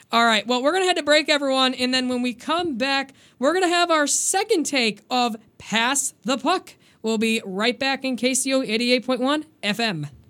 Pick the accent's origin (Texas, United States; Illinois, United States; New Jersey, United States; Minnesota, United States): Illinois, United States; Chicago; I am from Chicago